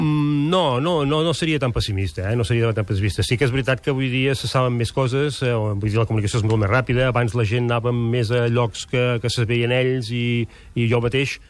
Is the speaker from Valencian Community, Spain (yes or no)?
no; Girona, Catalonia, Spain; jo sóc de Girona